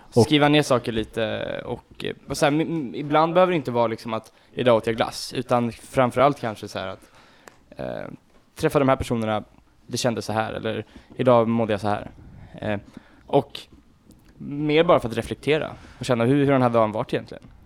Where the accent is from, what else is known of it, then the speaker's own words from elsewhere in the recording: Nynäshamn, Sweden; jag bor ju inte riktigt i Nynäs där jag kommer från